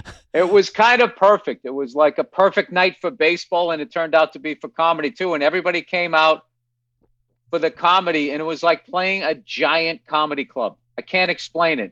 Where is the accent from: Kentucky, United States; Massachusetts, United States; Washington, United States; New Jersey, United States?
Massachusetts, United States; I'm from, I'm from Massachusetts